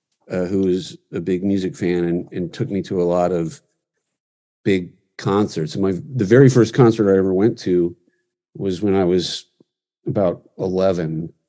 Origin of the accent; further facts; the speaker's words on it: Washington, District of Columbia, United States; also born or lived in Virginia; now in Los Angeles, United States; I was born in Washington, D.C.